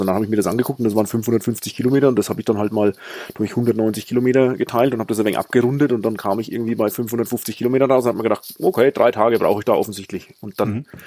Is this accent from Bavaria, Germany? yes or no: yes; Franconia, near Schweinfurt, Bavaria, Germany; accent: Bavarian; Ich komme aus Franken